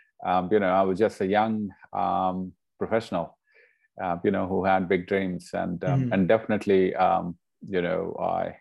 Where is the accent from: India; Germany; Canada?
India; moved away as an adult; now in Australia; as I was growing up in India, my family started a charity in the name of my grandfather